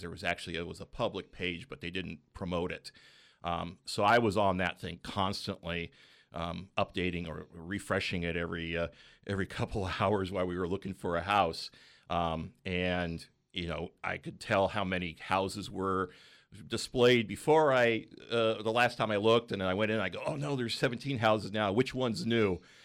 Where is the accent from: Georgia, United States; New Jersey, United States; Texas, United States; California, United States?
California, United States; Bay Area; moved away as an adult; now in Central Coast, California, United States; I was from the Bay Area, so we, we went back up there for the job world.